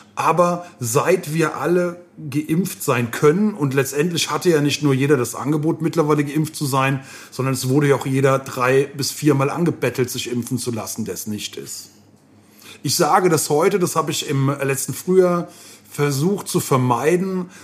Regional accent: Koblenz, Rhineland-Palatinate, Germany; meiner Heimatstadt

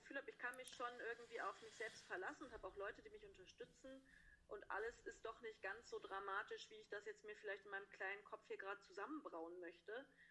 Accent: Hesse, Germany; moved away as an adult; now in Konstanz, Germany; in Hessen sagen wir Karneval, wo ich herkomme

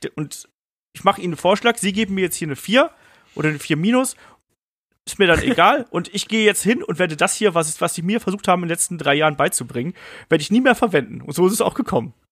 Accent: a village about 50 km from Cologne, western Germany, Germany; ich bin ja im Westen Deutschlands irgendwie groß geworden, auf dem Dorf

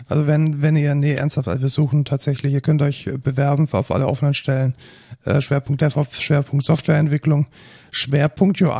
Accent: Germany; Und äh, man muss dann ab und zu als Deutsche schon auch mal deutsche Texte schreiben.

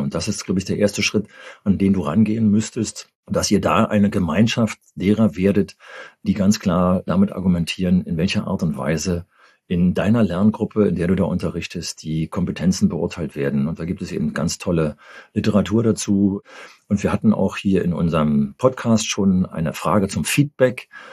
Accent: Berlin, Germany; bei uns in Berlin

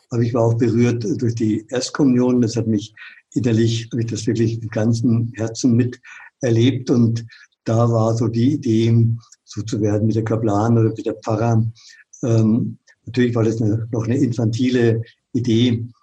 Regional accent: Munich, Bavaria, Germany; moved away as an adult; also born or lived in Franconia; Ich bin in München groß geworden, da spricht man Oberbayerisch, in Franken, die haben eine ganz andere Sprache, schon allein, das war ein Kulturschock.

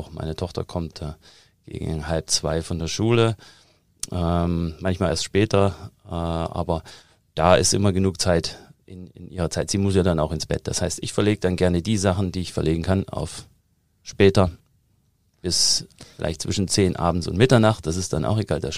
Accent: East Germany, Germany; also born or lived in United States; weil ich komme ja aus der DDR, und da arbeitet man gern mit Plänen.

